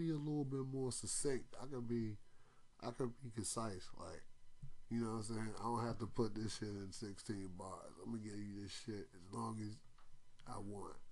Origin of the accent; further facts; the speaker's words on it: Washington, District of Columbia, United States; I was born in Washington Hospital Center in 1981